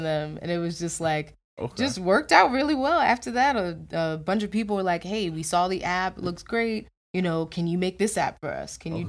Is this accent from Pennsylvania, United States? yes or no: yes; Philadelphia, Pennsylvania, United States; I'm from Philadelphia